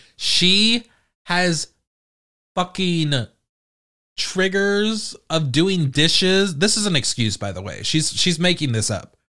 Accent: United Kingdom; I'm British

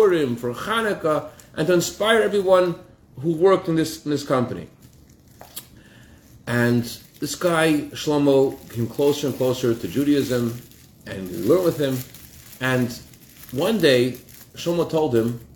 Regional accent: Massachusetts, United States; when I was a child growing up in Massachusetts

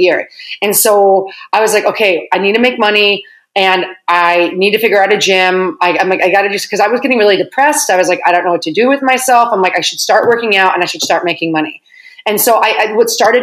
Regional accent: Lisle, Illinois, United States; also born or lived in Chicago; from Lyle.

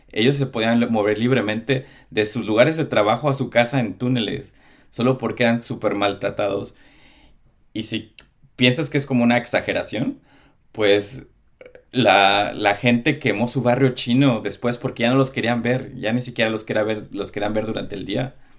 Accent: Mexico; como los mexicanos tenemos los tacos y, los sopes

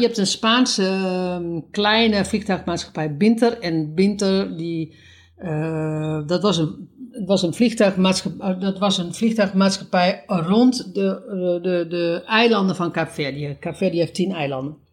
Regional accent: Netherlands; moved away as an adult; wij zijn allebei uit Nederland

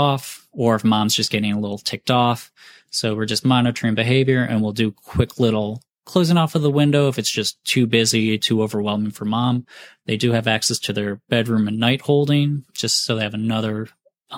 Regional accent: Mentor, Ohio, United States; moved away as an adult; now in Greensboro, United States; where I grew up in Mentor, Ohio, outside of Cleveland.

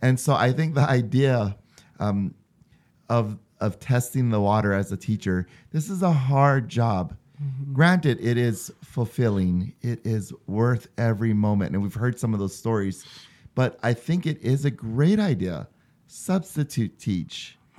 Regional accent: Hawaii, United States; moved away as an adult; now in Utah, United States; I'm from Hawaii

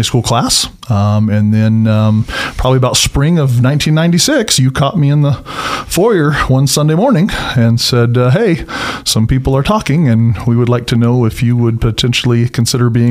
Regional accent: Boise, Idaho, United States; also born or lived in Reedsport, Oregon; I was born and raised here in Boise

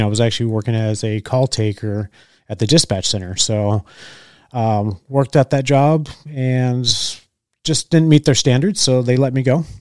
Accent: California, United States; moved away as an adult; also born or lived in Orange County, California / Junction City, Oregon; now in Oregon, United States; I grew up in California most of my life

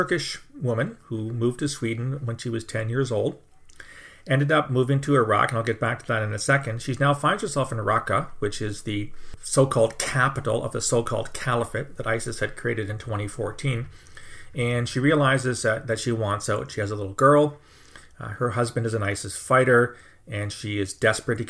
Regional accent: Canada; I'm a Canadian

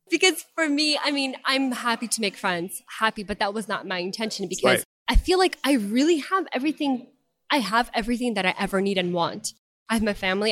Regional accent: Ukraine; first language Russian; English is a second language; now in Spartanburg, United States; I was born back in Ukraine, but since living here, I mean, we're fluent

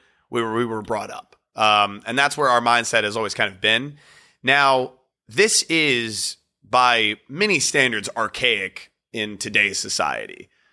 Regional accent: Virginia, United States; moved away as an adult; also born or lived in North Carolina; now in New York, United States; I was born and raised in Virginia, and he was born and raised in North Carolina. I went to school in North Carolina.

